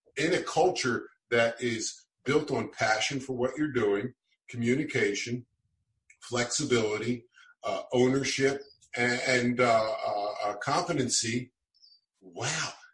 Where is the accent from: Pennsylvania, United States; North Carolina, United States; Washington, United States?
Pennsylvania, United States; Philadelphia; moved away; also born or lived in Poway, California; where I grew up in South Philadelphia